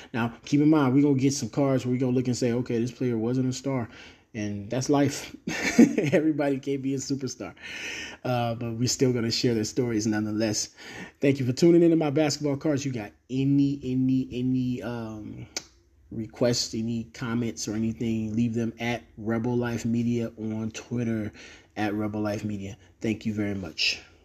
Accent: Cleveland, Ohio, United States; I'm a person from Cleveland

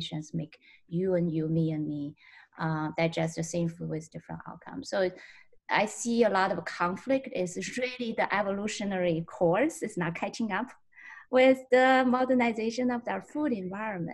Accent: Tianjin, China; moved away as an adult; now in Milwaukee, United States; So I actually grew up in northern China. It's Tianjin is the name of my hometown

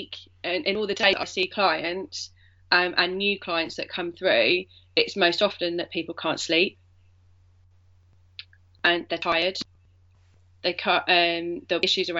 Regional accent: Yorkshire and the Humber, United Kingdom; I was born in Yorkshire.

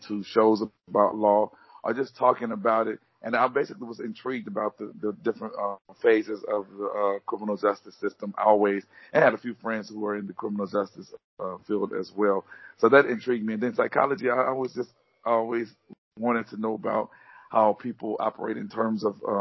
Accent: Baton Rouge, Louisiana, United States; I'm from Baton Rouge, Louisiana.

